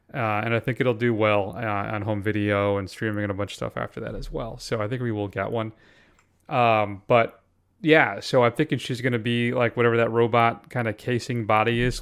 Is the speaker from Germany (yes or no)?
no; Connecticut, United States; I grew up in Connecticut